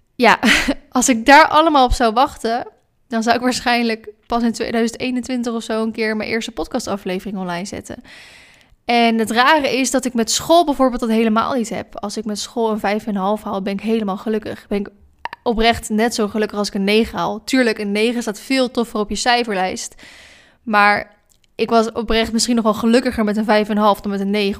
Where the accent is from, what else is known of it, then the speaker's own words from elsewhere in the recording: Maassluis, South Holland, Netherlands; moved away as an adult; also born or lived in Vlaardingen / Dronten; now in Ede, Netherlands; Ik ben geboren officieel in Vlaardingen. Ik heb 19 jaar van mijn leven in sluis gewoond. Dat is een stadje eh, tussen Hoek van Holland en Rotterdam in.